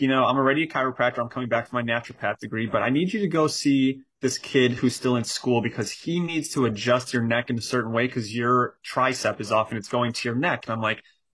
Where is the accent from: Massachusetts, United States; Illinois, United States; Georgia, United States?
Illinois, United States; Chicago; So I grew up in Chicago, and in Chicago, all my family still is, majority of my family.